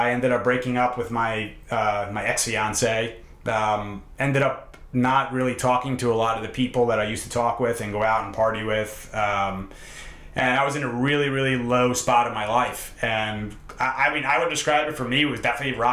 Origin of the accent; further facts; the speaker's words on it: New York, United States; also born or lived in Hoboken, New Jersey; I grew up in New York, and we're in Hoboken, New Jersey